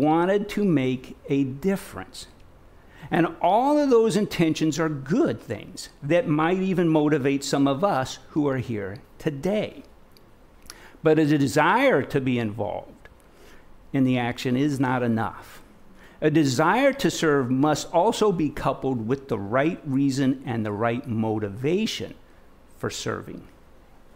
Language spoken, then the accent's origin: English; Nebraska, United States; moved away; I'm from Nebraska. I'm from the Midwest. Grew up on a small farm out in the middle of nowhere.